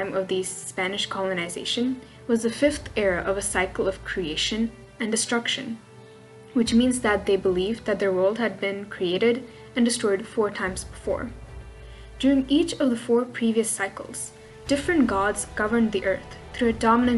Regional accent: Russia; accent: Russian; if you hear my Russian accent poking through, well, you know, those are just my roots showing

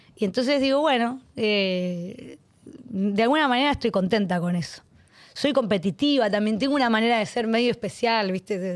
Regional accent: Arequito, Santa Fe, Argentina; Dos mil personas me esperaban en mi pueblo

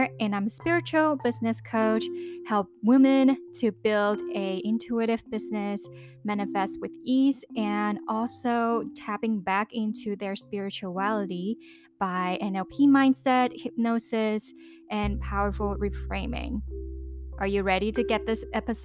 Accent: Hong Kong; I lived born and raised in Hong Kong

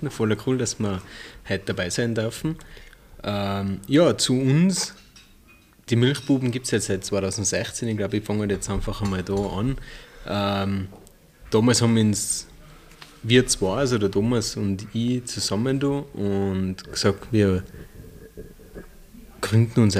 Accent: Hopfgarten, Tyrol, Austria; ähm, wir sind eigentlich in Hopfgarten auf dem Benningberg aufgewachsen. Ähm, auf dem Bauernhof, haben wir ähm, zwei ältere Schwestern noch.

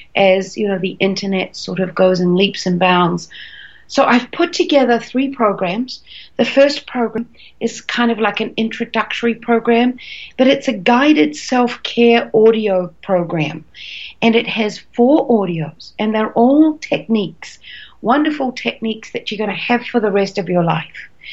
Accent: New Zealand; moved away as an adult; also born or lived in Australia; I'm a Kiwi, a New Zealander by birth, but I did a lot of traveling and I ended up in Australia

